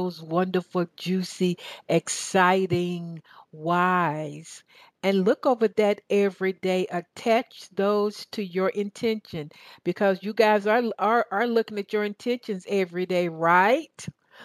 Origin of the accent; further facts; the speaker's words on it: Southern, United States; accent: Southern; my Southern accent